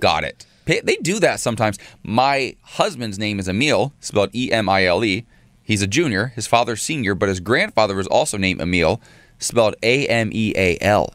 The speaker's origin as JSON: {"language": "English", "region": "Ohio", "country": "United States", "tie": "born or raised there", "moved": "yes", "said": "being a kid growing up in Ohio"}